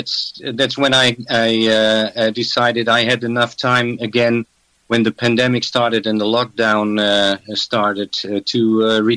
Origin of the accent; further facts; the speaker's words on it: Amsterdam, North Holland, Netherlands; also born or lived in German border, Netherlands; that's always been my home. And I was born in Amsterdam, and now I live on the German border.